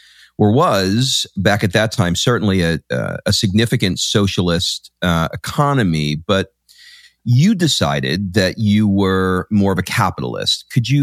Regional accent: New York City, New York, United States; I grew up in Queens.

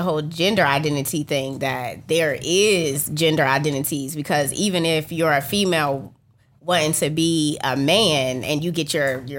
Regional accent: West Virginia, United States; I grew up in West Virginia

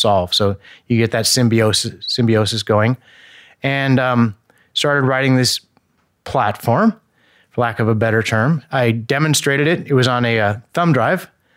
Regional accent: Indiana, United States; moved away; I come from Indiana

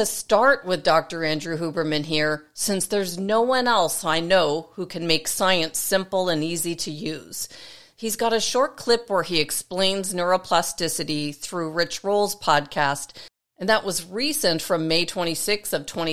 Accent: Toronto, Ontario, Canada; my hometown in Toronto, Canada

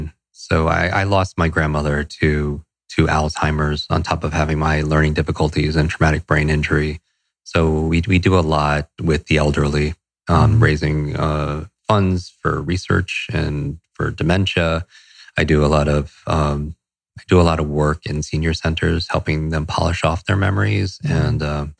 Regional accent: Westchester, New York, United States; also born or lived in Los Angeles; I grew up in Westchester, New York, a suburb right outside of New York City.

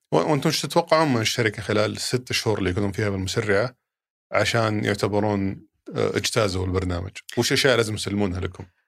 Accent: Saudi Arabia; عندنا في السعوديه هنا

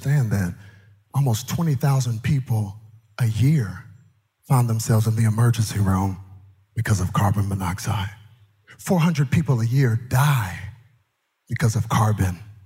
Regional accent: Texas, United States; I'm from Texas

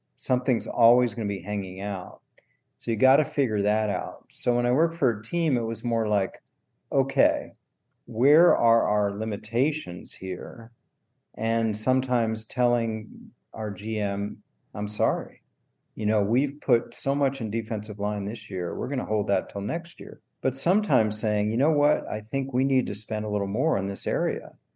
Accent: Washington, District of Columbia, United States; moved away as an adult; also born or lived in Stanford / Boston / Green Bay; I grew up in Washington D.C.

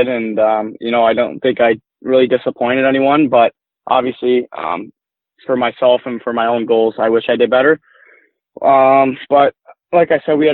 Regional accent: Plymouth, Michigan, United States; born and raised in Plymouth.

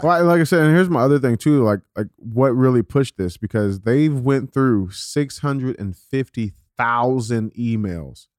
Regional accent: St. Louis, Missouri, United States; I'm a twenty-six-year-old black dude, and born and raised in Saint Louis, Missouri

